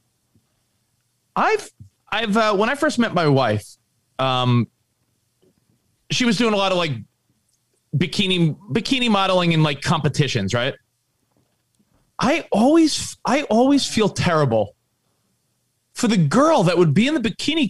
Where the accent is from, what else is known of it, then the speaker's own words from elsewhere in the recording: New York City, New York, United States; growing up in New York